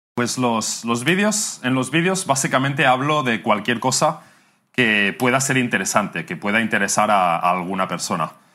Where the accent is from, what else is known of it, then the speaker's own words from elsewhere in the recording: near Barcelona, Catalonia, Spain; moved away as an adult; now in Bangkok, Thailand; Soy de cerca de Barcelona. Soy catalán.